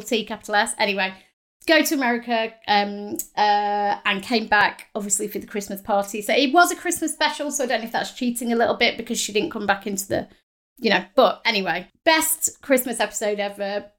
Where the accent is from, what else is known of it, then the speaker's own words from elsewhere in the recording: the north of England, United Kingdom; accent: northern; my accent, my northern accent was horrible during the interview